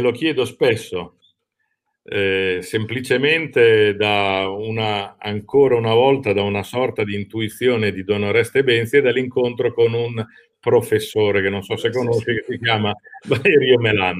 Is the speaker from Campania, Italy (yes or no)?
no; Lombardy, Italy; moved away as an adult; now in Rimini, Italy; dalla Lombardia, mia città natale, mi sono trasferito ah, a Rimini